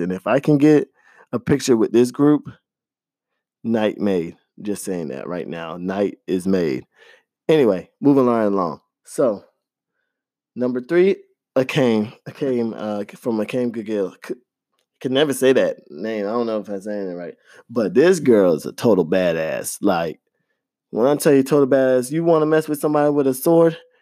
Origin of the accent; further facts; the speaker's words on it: Florida, United States; I grew up in Florida